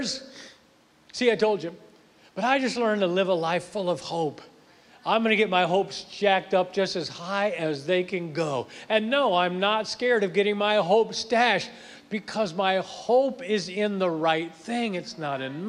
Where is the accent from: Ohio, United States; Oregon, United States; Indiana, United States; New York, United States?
Ohio, United States; Akron; now in Tennessee, United States; I'm originally from up north. I'm from Akron, Ohio, so I grew up where it snowed